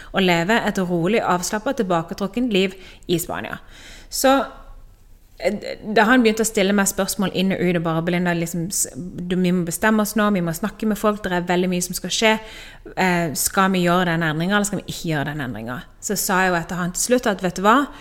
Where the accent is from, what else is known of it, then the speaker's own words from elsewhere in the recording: Norway; moved away as an adult; now in Spain; Det jeg holdt på med hjemme i Norge